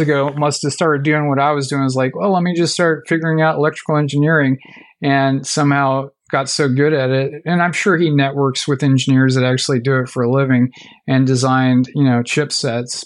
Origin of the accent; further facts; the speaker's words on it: Fresno, California, United States; I grew up in Fresno.